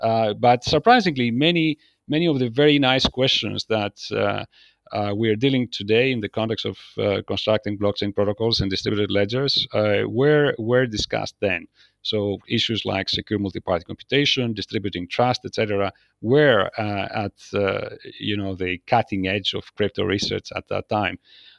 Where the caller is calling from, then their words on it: Athens, Attica, Greece; I'm here in Athens, actually, Greece today, and I'm joining in.